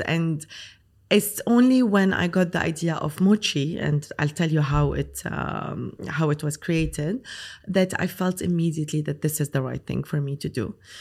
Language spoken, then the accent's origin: English; Lebanon; moved away as an adult; now in Dubai, United Arab Emirates; so I'm Lebanese. I grew up in Lebanon. I studied in Lebanon